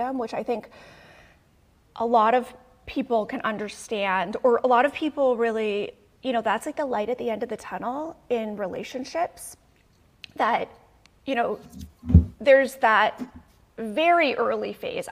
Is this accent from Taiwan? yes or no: no; Canada; now in United States; I'm Canadian